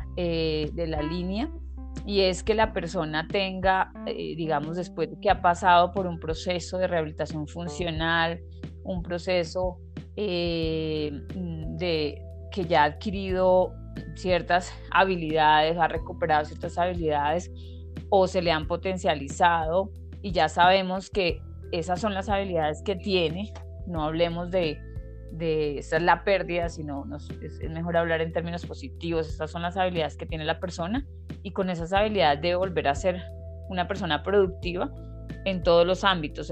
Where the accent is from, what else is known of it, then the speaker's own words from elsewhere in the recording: Colombia; also born or lived in Bogotá; yo soy de Colombia, vivo actualmente en Bogotá